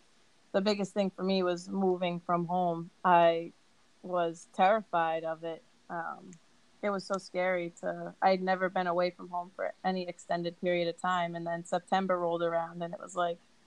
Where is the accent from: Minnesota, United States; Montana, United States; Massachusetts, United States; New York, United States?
Massachusetts, United States; Worcester; I'm from Worcester, Mass. Second largest city in New England, I believe, right after Boston. Yeah, grew up here.